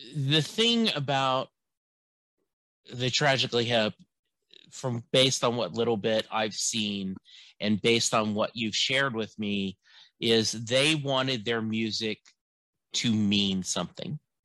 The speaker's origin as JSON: {"language": "English", "region": "Louisiana", "country": "United States", "tie": "born or raised there", "said": "growing up in Louisiana"}